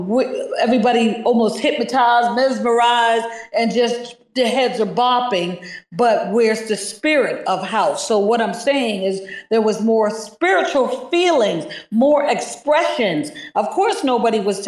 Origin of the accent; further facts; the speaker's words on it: New York City, New York, United States; I'm from Brooklyn, New York